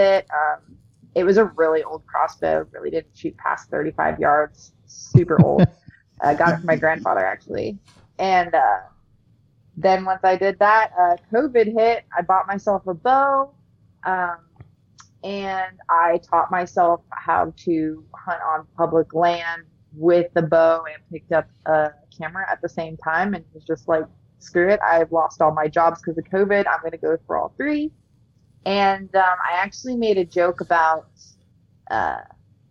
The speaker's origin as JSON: {"language": "English", "region": "New Hampshire", "country": "United States", "tie": "born or raised there", "also_born_or_lived": "Ohio", "said": "I was born in Ohio, raised in New Hampshire"}